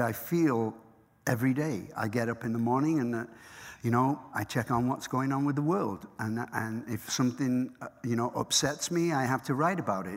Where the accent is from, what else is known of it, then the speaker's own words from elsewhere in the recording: Manchester, North West England, United Kingdom; moved away as an adult; now in United States; I'm from Manchester in the north of England. We're a poor family